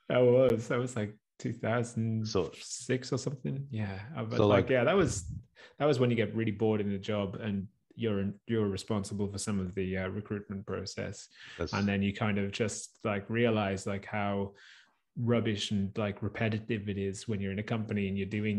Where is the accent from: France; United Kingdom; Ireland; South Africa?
United Kingdom; And as British, and I think you get it, you know, in parts of the US as well, where it's like, you know, it's like English is like, it's all I know.